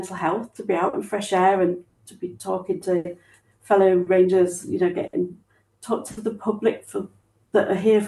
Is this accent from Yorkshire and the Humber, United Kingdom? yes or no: yes; Yorkshire and the Humber, United Kingdom; moved away as an adult; now in London, United Kingdom; but I moved out from Yorkshire, so I'm now in London.